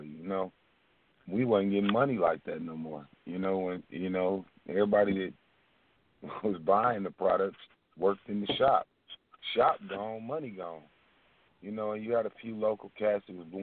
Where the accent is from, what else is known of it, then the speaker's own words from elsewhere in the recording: Flint, Michigan, United States; also born or lived in Chicago, Illinois; Flint, Michigan